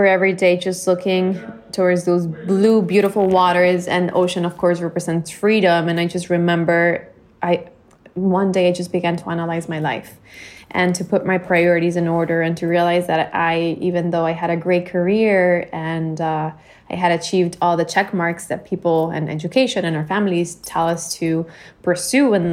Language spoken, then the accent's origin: English; Bolivia; moved away as an adult; now in Miami, United States; I was born and raised in Bolivia. I lived there until I was 18, and then I moved to the U.S. for college, and I've been living in Miami for